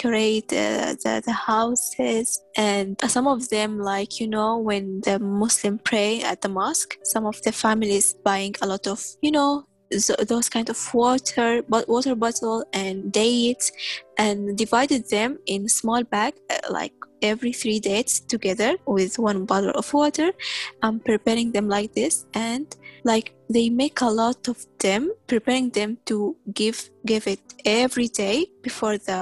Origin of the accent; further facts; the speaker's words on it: Tripoli, Tripoli District, Libya; also born or lived in Sudan; now in St. John's, Canada; I'm from Sudan, but I was born and raised in Libya, Tripoli